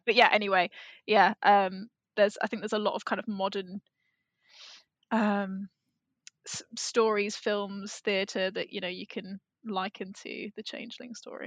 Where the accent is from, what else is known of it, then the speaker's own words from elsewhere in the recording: England, United Kingdom; if you grow up in England